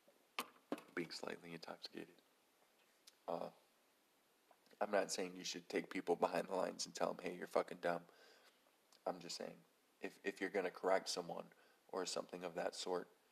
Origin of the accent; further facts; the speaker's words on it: United States; we're all American